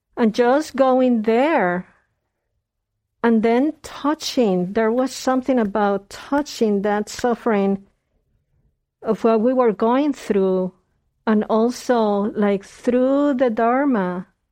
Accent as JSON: {"language": "English", "country": "Puerto Rico", "tie": "born or raised there", "moved": "yes", "said": "I was born in Puerto Rico"}